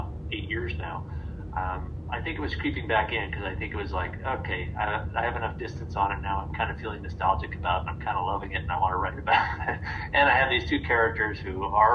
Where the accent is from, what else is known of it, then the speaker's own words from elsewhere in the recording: Midwest, United States; being a Midwesterner myself